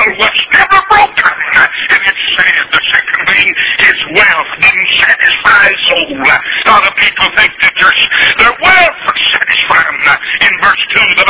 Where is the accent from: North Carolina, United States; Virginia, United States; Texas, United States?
North Carolina, United States; moved away as an adult; now in Atlanta, United States; I was born in North Carolina. I'm a Tar Heel